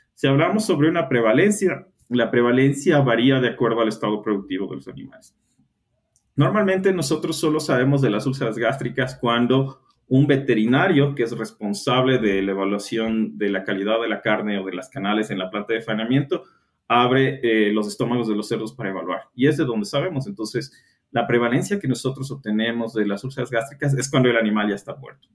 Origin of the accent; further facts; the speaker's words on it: Ecuador; soy ecuatoriano